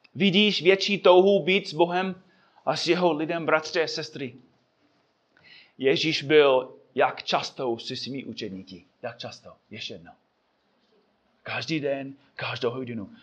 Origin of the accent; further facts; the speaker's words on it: United States; Czech is a second language; moved away; Já jako Američan